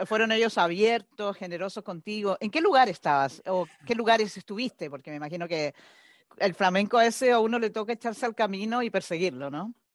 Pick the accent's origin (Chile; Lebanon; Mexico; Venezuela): Chile; yo soy sudamericana, soy chilena